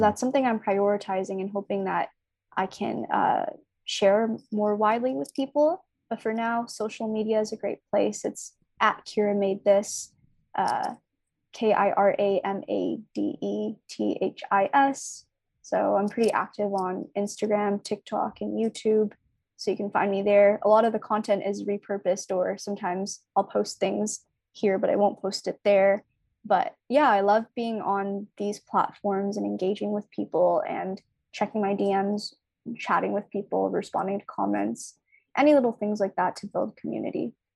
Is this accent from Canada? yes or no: yes; Toronto, Ontario, Canada; also born or lived in Markham Unionville / British Columbia; I grew up in Scarborough